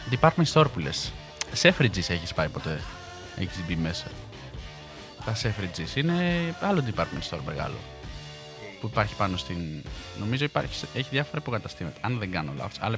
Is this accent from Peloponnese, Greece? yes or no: yes; Peloponnese, Greece; και εγώ είμαι από τη, από τη Μάνη. Τη Λακωνική, να πω.